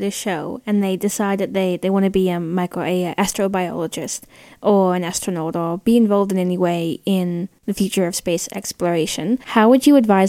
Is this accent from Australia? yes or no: yes; Canberra, Australian Capital Territory, Australia; my hometown, Canberra